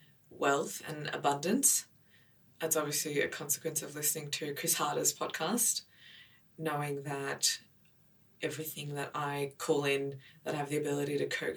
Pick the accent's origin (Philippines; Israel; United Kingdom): Israel; born there; So I was born in Israel.